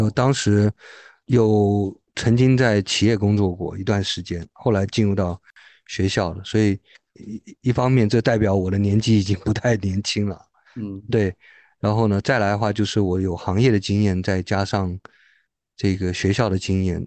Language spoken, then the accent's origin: Chinese; Taiwan; moved away as an adult; now in Beijing, China; 我是，呃，来自于台湾的台湾同胞嗯。是在两千零三年，就距今二十年前，来到北京了。所以我现，现在也是一个老北京了。毕业之后呢，呃，我在北京其实是来读博士的。然后我在清华美术学院念了博士